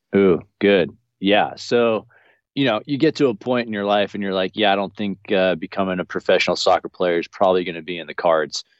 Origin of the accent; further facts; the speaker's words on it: Garden Valley, United States; also born or lived in Orange, California; now in Florida, United States; where I was born in Southern California in uh, Orange County in the city of Orange. Um, I, my parents had us living there the first eight years of my life before we moved up to Garden Valley here